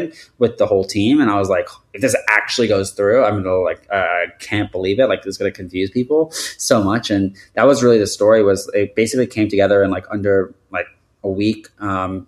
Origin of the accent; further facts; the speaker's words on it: New York, United States; I'm from New York